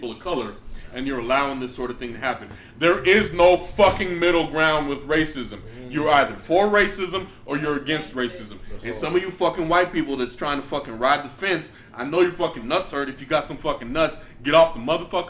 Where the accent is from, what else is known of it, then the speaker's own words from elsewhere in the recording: San Antonio, Texas, United States; I grew up on the North fucking West, San Antonio, Deuce Dime, Countdown City